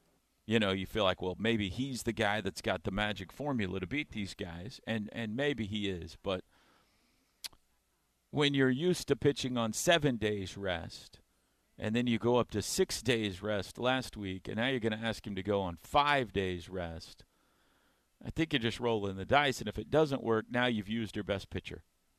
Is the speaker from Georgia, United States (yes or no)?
no; Mustang, Oklahoma, United States; I grew up in Mustang. It's not like I grew up in the city.